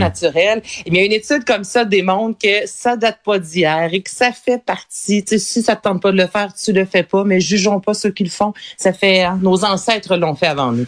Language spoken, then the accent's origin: French; Quebec, Canada; accent: Québécois; beaucoup d'histoires québécoises, je te dirais, là, avec vraiment notre accent